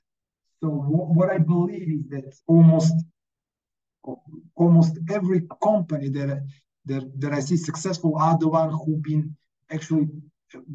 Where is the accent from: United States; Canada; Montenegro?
Montenegro; first language Montenegrin; English is a second language; I'm from Montenegro, we have these strange letters as some of the Slavic languages